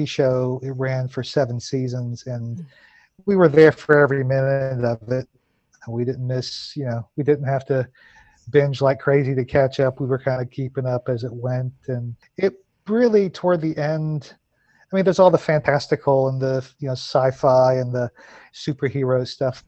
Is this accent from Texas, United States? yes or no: yes; Houston, Texas, United States; I grew up in Houston, in Southeast Texas